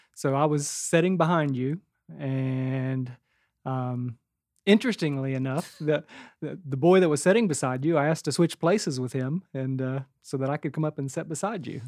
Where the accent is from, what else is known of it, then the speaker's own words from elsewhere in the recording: West Virginia, United States; we grew up in West Virginia